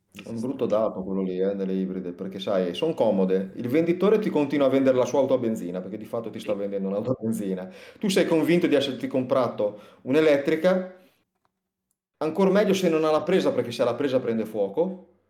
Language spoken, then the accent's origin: Italian; Liguria, Italy; sono ligure